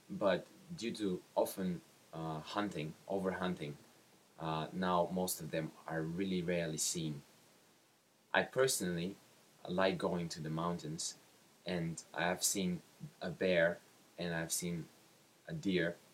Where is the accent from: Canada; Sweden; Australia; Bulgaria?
Bulgaria; English is a second language; from Bulgaria, and the question is What are some wild animals in your area?